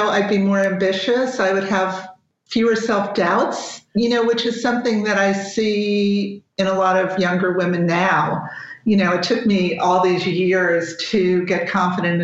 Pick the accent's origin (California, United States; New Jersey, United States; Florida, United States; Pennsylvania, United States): New Jersey, United States; now in Los Angeles, United States; I'm from New Jersey, and New Jersey is basically the opposite